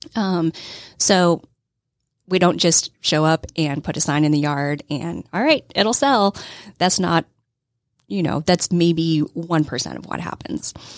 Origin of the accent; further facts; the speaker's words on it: Texas, United States; I grew up poor kid in Texas